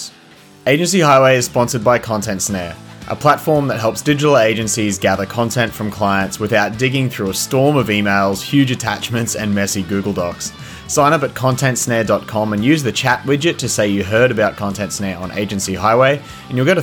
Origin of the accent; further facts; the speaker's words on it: near Cape Hillsborough, Queensland, Australia; I grew up near a place called Cape Hillsborough.